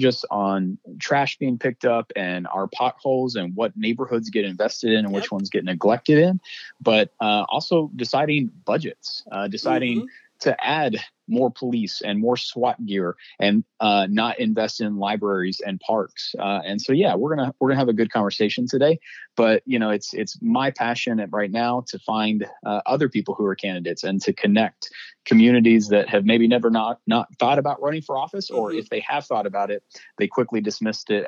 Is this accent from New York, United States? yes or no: no; Mesquite, Texas, United States; my hometown of Mesquite, Texas, where I was born and raised